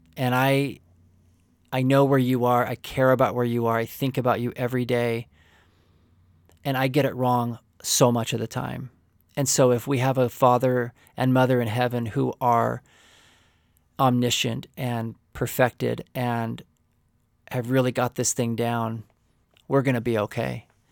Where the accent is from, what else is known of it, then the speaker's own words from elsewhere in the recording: Oklahoma, United States; also born or lived in California; my father moved our family to Oklahoma, um, in a rural community